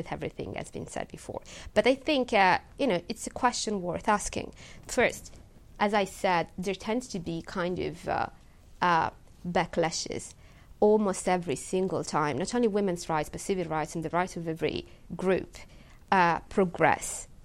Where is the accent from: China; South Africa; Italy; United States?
Italy; English is a second language; moved away as an adult; now in United Kingdom; my home country. You know, back in Italy